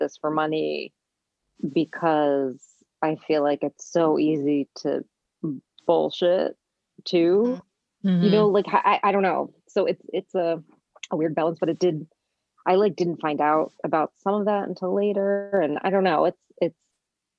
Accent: Parsippany, New Jersey, United States; also born or lived in New York / Israel; now in Los Angeles, United States; I was born in New York, raised in New Jersey, and I've been

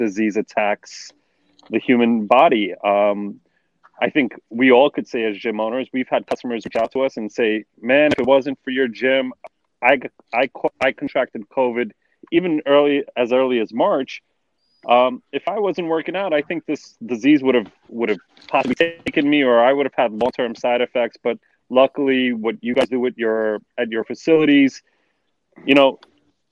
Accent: New York City, New York, United States; now in New Jersey, United States; I'm from born and raised in Brooklyn, but live in New Jersey

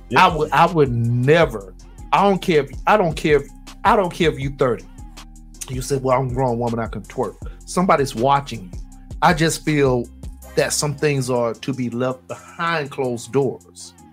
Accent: Florida, United States; I'm from I'm from Florida.

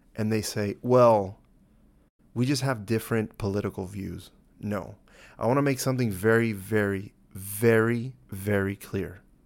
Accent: United States; As an American

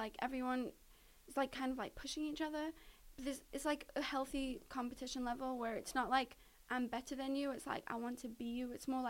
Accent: United Kingdom; Because I'm British, so my visa is good for that.

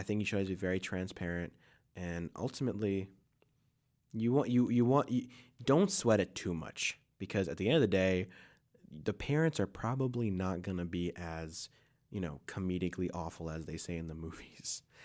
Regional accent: Ohio, United States; moved away; also born or lived in Brooklyn, New York; I grew up in Ohio

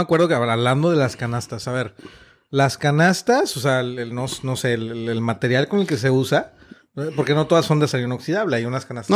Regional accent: Mexico; somos mexicanos

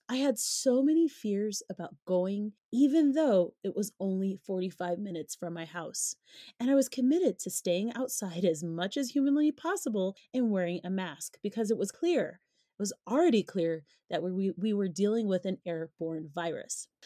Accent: Colorado, United States; Coming from Colorado, navigating primarily white spaces is like second nature for me

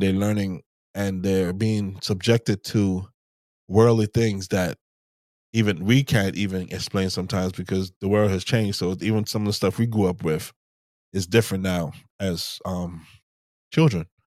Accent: Bermuda; moved away; growing up in, in Bermuda, maybe growing up in Bermuda 'cause it's so small

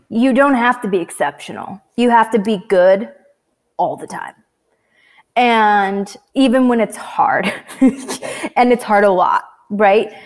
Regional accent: Washington, United States; also born or lived in Canada; I was raised in Washington State

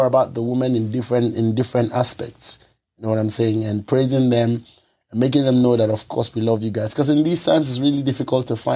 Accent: Ghana; first language Ewe; English is a second language; I know what I know as a Ghanaian.

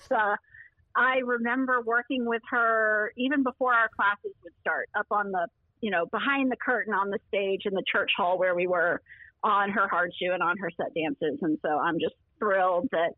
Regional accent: Lexington, Kentucky, United States; moved away; I am now back in my hometown, which is Lexington, Kentucky

